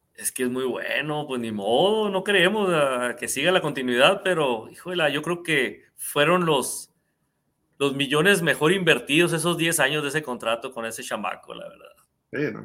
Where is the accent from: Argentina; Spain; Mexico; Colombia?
Mexico; nosotros como mexicanos